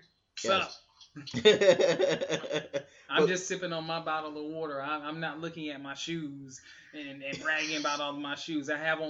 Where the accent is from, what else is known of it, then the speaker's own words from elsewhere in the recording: Fayetteville, North Carolina, United States; Fayetteville, my hometown